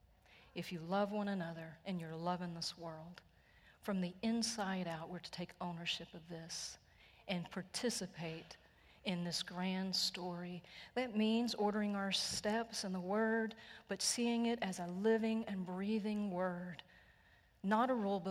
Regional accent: Texas, United States; I am so Texan. I am so redneck

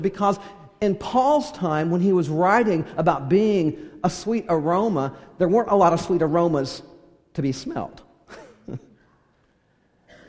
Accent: California, United States; I grew up in California

